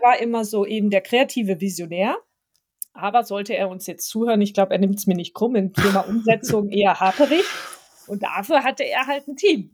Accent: Stuttgart area, Baden-Württemberg, Germany; accent: Swabian; ich bin ja Schwabe, erstmal ein Baden-Württemberg-Kind, deswegen Schwäbisch und Hochdeutsch äh, trifft man bei mir per se an. Ich komme aus der Ecke rund um Stuttgart

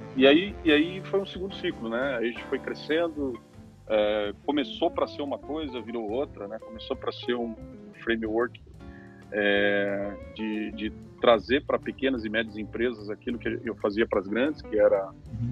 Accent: Curitiba, Paraná, Brazil; um curitibano, onde faz frio

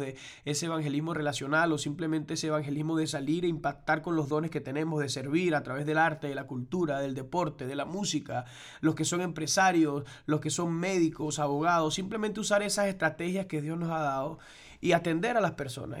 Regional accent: Venezuela; moved away as an adult; en Venezuela, donde somos... nuestra tierra natal

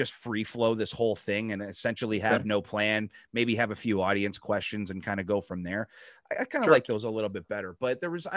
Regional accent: Canada

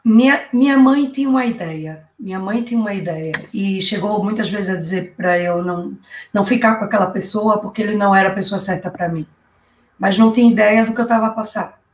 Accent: Recife, Pernambuco, Brazil; moved away as an adult; also born or lived in Rio de Janeiro, Brazil; now in Portugal; eu sou de Recife, Pernambuco, pernambucana, né? e já estou aqui em Portugal há 14 anos.

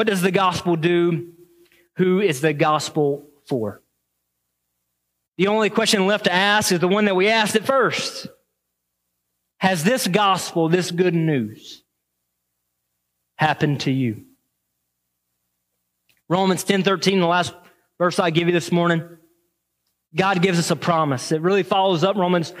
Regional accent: the South, United States; now in Waterford, Michigan, United States; I grew up in the South

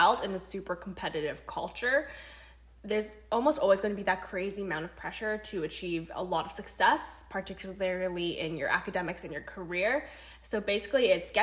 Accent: Vancouver, British Columbia, Canada; also born or lived in Toronto; I was born and raised in Vancouver, and the only other place I've ever lived in my life is Toronto

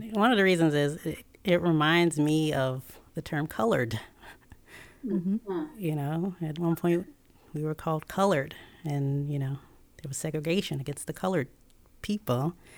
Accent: Tidewater area, Virginia, United States; also born or lived in Chicago; I grew up in Virginia, uh, Tidewater area

